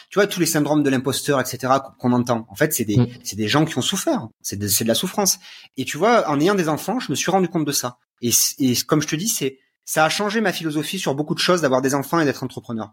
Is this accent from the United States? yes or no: no; France; moved away as an adult; now in Romania; en tant que Français